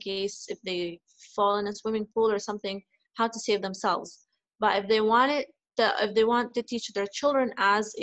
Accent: Canada; now in Dubai, United Arab Emirates; I grew up in Canada

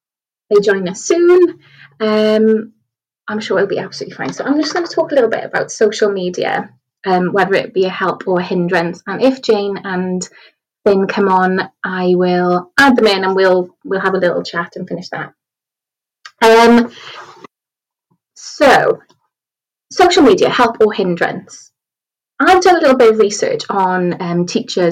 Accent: Wales, United Kingdom; accent: Welsh; I'm a Key Stage 2 leader, as you can tell by my accent. I teach in Wales

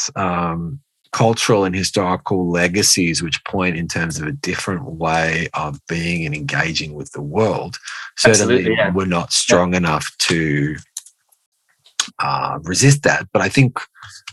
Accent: Australia; moved away as an adult; now in Tokyo, Japan; as an Australian

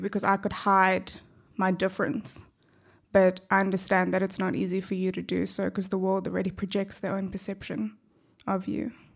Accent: South Africa; accent: South African; also born or lived in Perth, Australia; now in Australia; my accent gives away that I'm originally from South Africa.

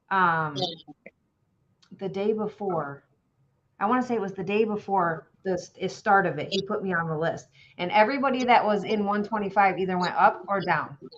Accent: Somonauk, Illinois, United States; also born or lived in Fairview, Illinois; Okay, so I was born and raised in Fairview, Illinois. I mean, that's where I was born. I wasn't raised there, I should say.

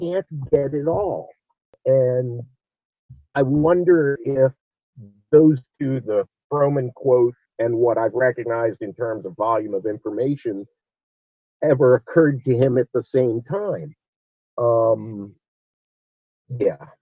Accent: Olney, Maryland, United States; also born or lived in Washington, D.C.; I was born in Washington, D.C., but I'm from Olney, Maryland

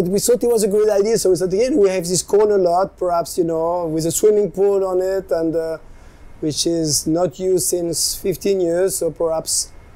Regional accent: Switzerland; English is a second language; also born or lived in France; now in Nosara, Costa Rica; I was born in Switzerland, speak French

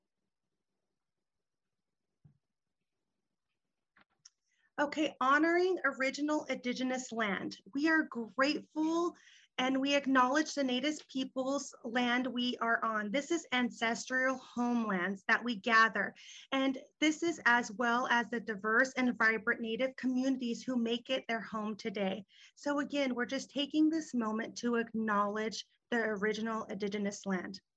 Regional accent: California, United States; I was born and raised in California.

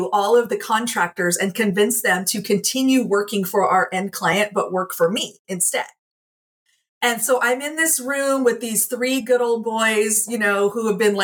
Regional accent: Midwest, United States; I grew up in the Midwest among some of these rough and tumble people

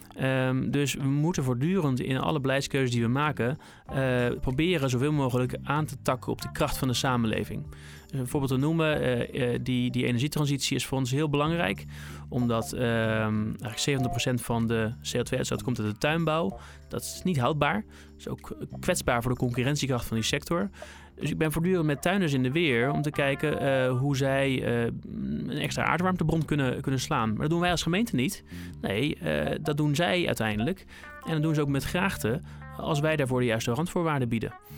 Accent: Rotterdam, South Holland, Netherlands; now in Berkel en Rodenrijs, Netherlands; Ik ben uh, Rotterdammer van geboorte, Hillegersberg eh, geboren

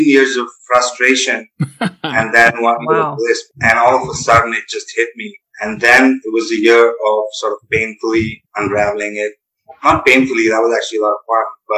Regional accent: New Delhi, Delhi, India; also born or lived in Virginia; I'm just basically born and raised in New Delhi

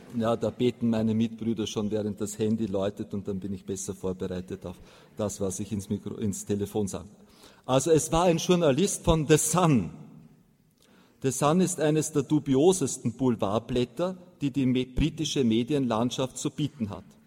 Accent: Austria; bei uns in Mariazell in den steirischen Alpen

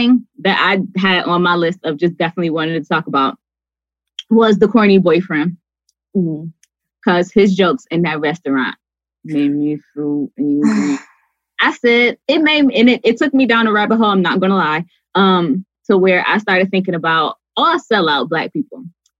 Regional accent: Detroit, Michigan, United States; I'm from Detroit.

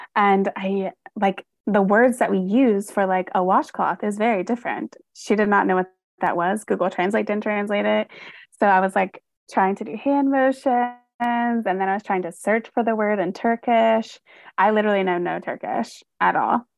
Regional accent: North Carolina, United States; moved away as an adult; now in Michigan, United States; I'm originally from North Carolina, and I moved to Michigan about I guess it's, like, going on five years now

